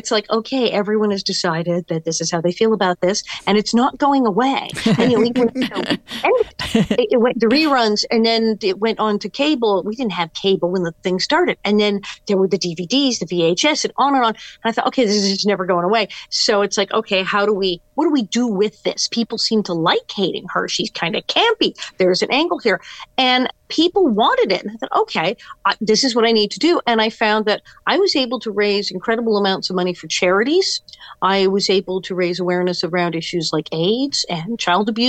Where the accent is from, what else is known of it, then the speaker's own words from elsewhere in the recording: West Hollywood, California, United States; also born or lived in Queens, New York; born in New York, born in Queens, and shipped out to West Hollywood at age three.